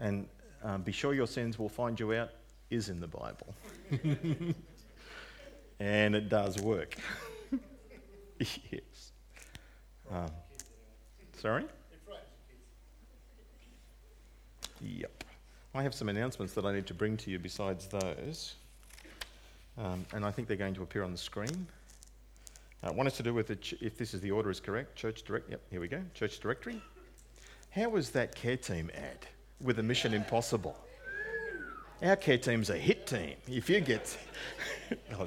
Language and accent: English; Narrandera, New South Wales, Australia; moved away; Narendra, my hometown